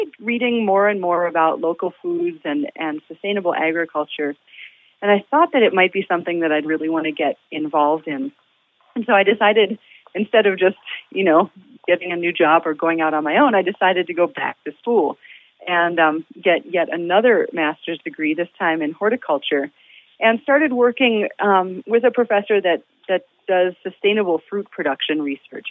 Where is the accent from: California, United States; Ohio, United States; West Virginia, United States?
Ohio, United States; Toledo; I grew up in Toledo, Ohio.